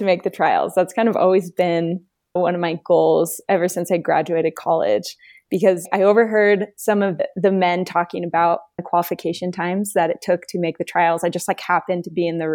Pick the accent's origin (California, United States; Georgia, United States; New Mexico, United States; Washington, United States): California, United States; Southern; moved away as an adult; also born or lived in Utah; I'm from Southern California